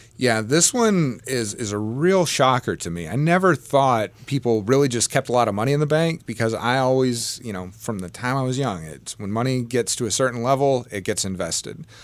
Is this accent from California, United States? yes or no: no; Southern Illinois, United States; I grew up in Southern Illinois